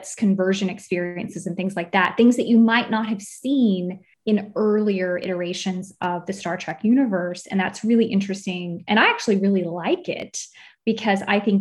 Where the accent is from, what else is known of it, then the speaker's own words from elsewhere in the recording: Texas, United States; now in Germany; I am definitely an American, originally from Texas, but I live in Germany